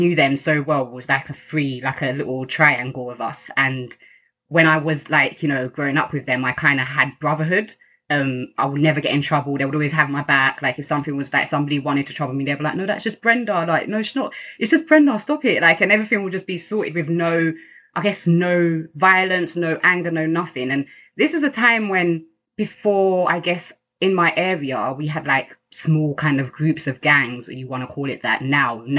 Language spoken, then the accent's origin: English; London, United Kingdom; also born or lived in Kampala, Uganda; I've grown up in Greenwich. I've never left Greenwich